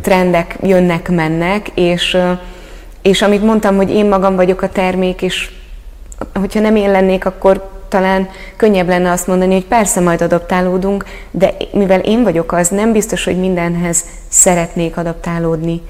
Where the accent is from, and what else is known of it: Hungary